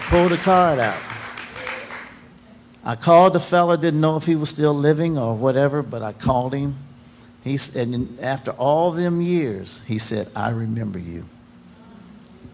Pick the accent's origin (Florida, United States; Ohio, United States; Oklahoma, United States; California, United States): Ohio, United States; Franklin County; moved away; also born or lived in Paris, Tennessee; I was raised in Franklin County, Ohio